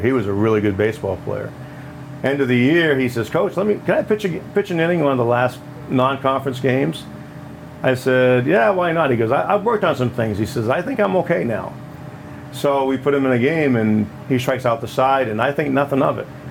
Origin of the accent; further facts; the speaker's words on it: Maine, United States; moved away as an adult; now in Illinois, United States; I grew up in Maine